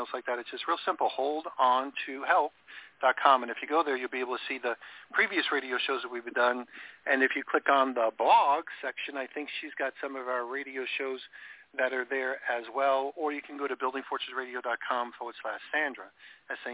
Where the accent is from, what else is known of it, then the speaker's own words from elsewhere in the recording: New York, United States; I grew up in New York